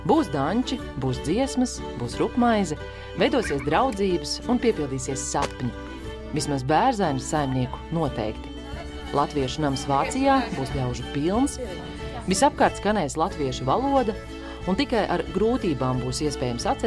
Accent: Latvia; Jo mēs gatavojam visu tikai pēc antīkām metodoloģijām, tikai uz atklātas uguns. Un mēs visi esam latvieši.

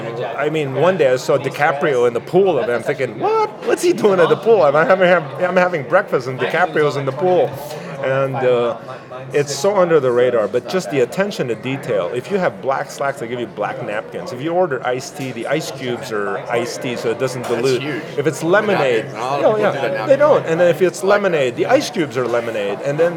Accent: Malaga, Andalusia, Spain; Well, it's funny because I grew up in Malaga, Spain. My dad's a Spaniard, my mom's Filipina

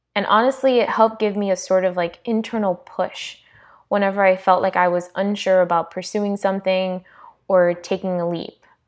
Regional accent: South Florida, United States; I was born and raised in South Florida to Hispanic parents

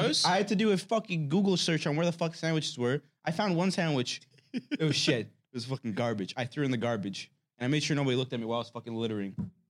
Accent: Canada; I'm from Canada. Born there.

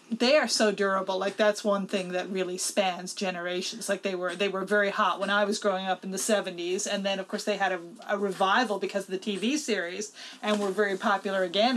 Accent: Newfoundland and Labrador, Canada; the education that we got in Newfoundland when I grew up

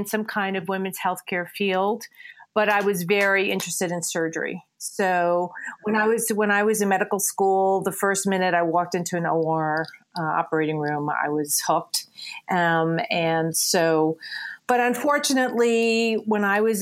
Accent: New York City, New York, United States; moved away as an adult; also born or lived in Connecticut / Princeton, New Jersey; now in Littleton, United States; I originally from New York City. I grew up in New York and went to school.

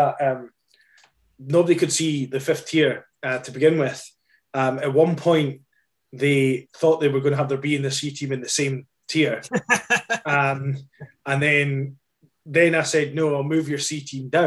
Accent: Scotland, United Kingdom; I'm Scottish.

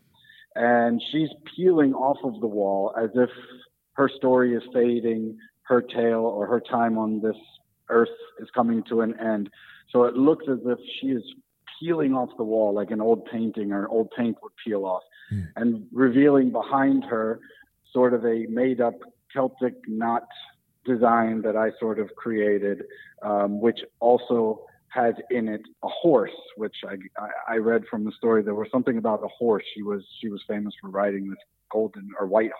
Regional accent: United States; now in Berlin, Germany; I'm an American guy. I live in Berlin now, but I'm born and raised in America

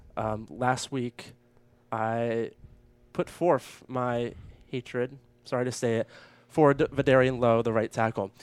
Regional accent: Maine, United States; moved away; my home state of Maine

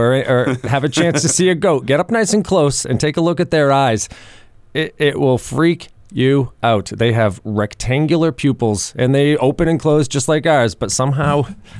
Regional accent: New England, United States; we're from New England.

